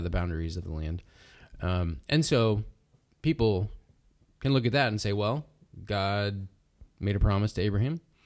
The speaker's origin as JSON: {"language": "English", "country": "United States", "said": "as American Christians"}